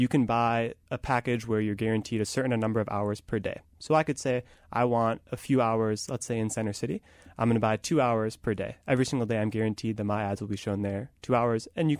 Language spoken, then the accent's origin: English; Wisconsin, United States; I grew up in Wisconsin.